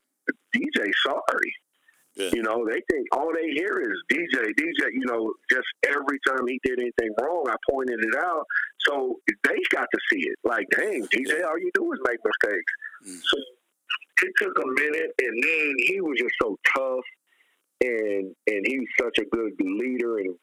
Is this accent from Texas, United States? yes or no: yes; San Antonio, Texas, United States; moved away; I'm from San Antonio